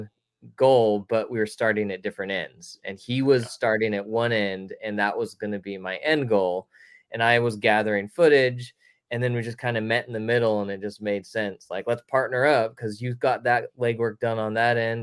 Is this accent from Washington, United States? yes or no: no; Concord, California, United States; moved away as an adult; also born or lived in Los Angeles; now in Sacramento, United States; I grew up in the Bay Area in Concord and then moved down